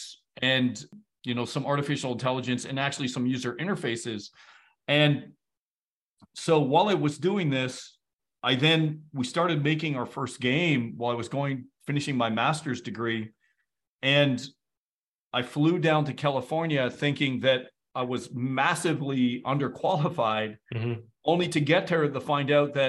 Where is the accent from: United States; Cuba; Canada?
Canada; I'm from Canada